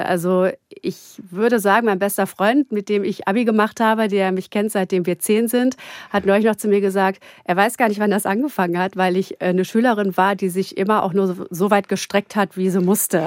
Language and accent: German; Gütersloh, North Rhine-Westphalia, Germany; now in Berlin, Germany; ich komme aus Gütersloh